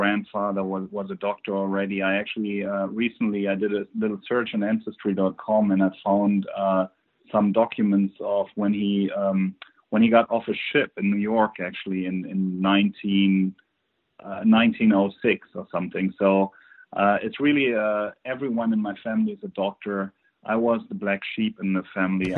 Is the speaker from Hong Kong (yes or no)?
no; Germany; accent: German; English is a second language; as you can probably tell on my accent, I'm originally from Germany.